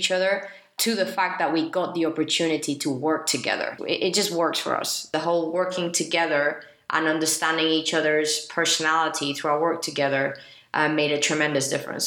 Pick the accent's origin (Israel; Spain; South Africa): Spain; I am from Spain